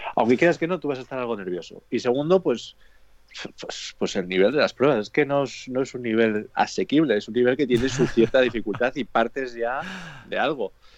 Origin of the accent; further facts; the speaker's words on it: Cantabria, Spain; somos de aquí, de Cantabria